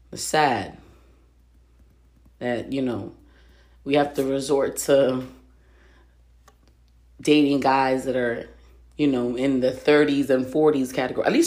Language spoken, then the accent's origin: English; Reading, United States; Like I grew up in Reading, and it's one of those things where like everything gets around. Reading is so fucking small.